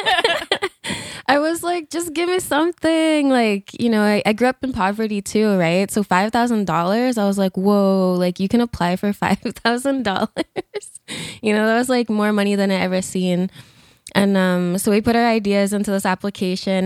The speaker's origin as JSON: {"language": "English", "region": "Alberta", "country": "Canada", "also_born_or_lived": "Fishing Lake Métis Settlement / Algonquin Territory (Ottawa area)", "moved": "yes", "lives_now": "Ontario, Canada", "said": "I'm originally from Alberta."}